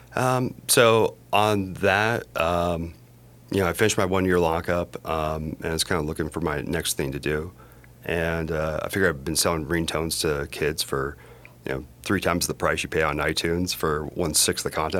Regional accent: Broomfield, Colorado, United States; also born or lived in United Kingdom / Washington, D.C.; I grew up in Broomfield, Colorado.

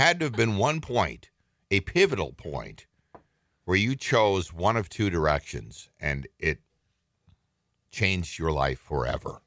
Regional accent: northern Minnesota, United States; moved away; I was born in Minneapolis, but I was raised in northern Minnesota

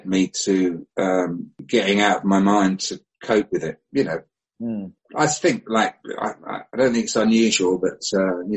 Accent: Barnet, London, United Kingdom; moved away; I was born, strangely, in Barnet in North London, which is kind of almost where I'm back

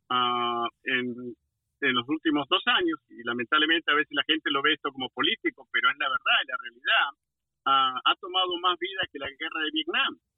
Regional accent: Argentina; now in Washington, D.C., United States; en mi país Argentina

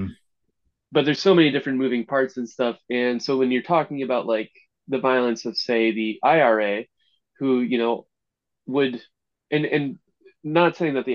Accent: United States; We're fairly recent to America

